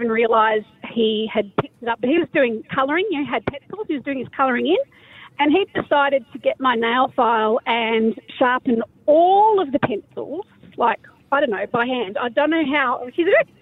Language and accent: English; Canberra, Australian Capital Territory, Australia; I'm from Canberra